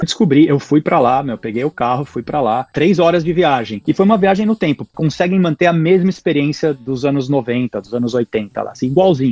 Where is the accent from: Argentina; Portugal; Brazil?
Brazil; São Paulo; moved away as an adult; now in Portland, United States; eu sou de São Paulo, sou paulista e paulistano, morei a vida inteira em São Paulo, sou lá do bairro da, da Pompeia, hoje moro em Portland, aqui no, no Oregon